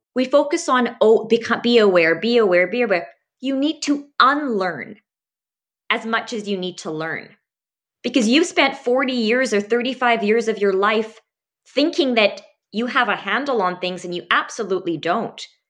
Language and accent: English; Abbotsford, British Columbia, Canada; I actually grew up around this area and went to school, including medical school, out at U B C